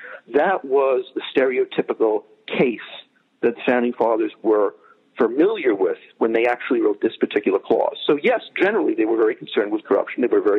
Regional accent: United States; now in Ireland; I'm an American national. I teach law. I don't teach law in the United States. I teach law in Ireland at Maynooth University in the Department of Law.

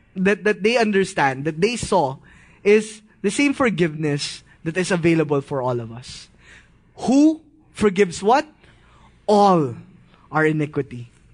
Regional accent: Philippines; As a Filipino, we grew up in this kind of mindset

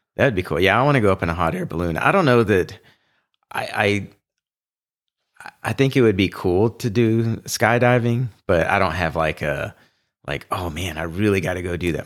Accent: Houston, Texas, United States; I grew up in Houston, which is completely flat

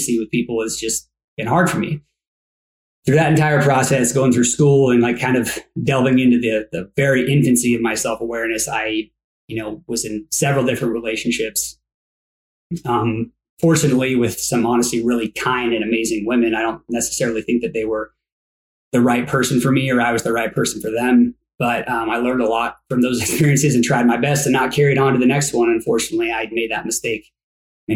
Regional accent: Coeur d'Alene, Idaho, United States; now in Phoenix, United States; I was raised in the Northwest

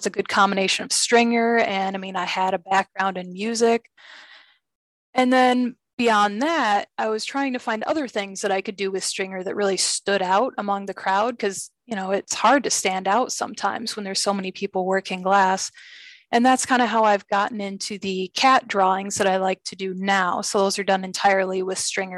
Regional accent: California, United States; moved away as an adult; now in Rochester, United States; I'm originally from California. I moved here in 2003.

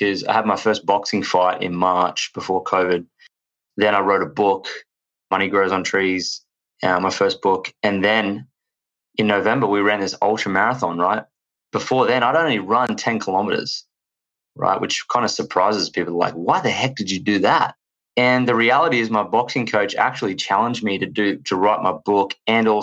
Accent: Australia; accent: Australian; As you can tell from my accent, I am from Australia

